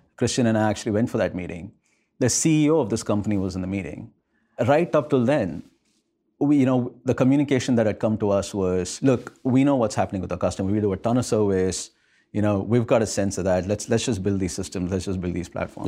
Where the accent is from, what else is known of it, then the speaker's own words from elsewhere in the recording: India; moved away; I grew up in India, rather, at a time when India was just about globalizing.